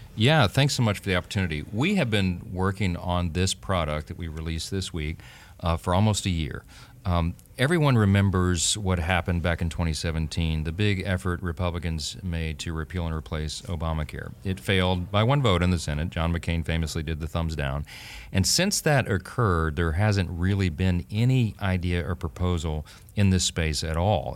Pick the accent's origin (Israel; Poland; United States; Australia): United States; Louisiana; my home state of Louisiana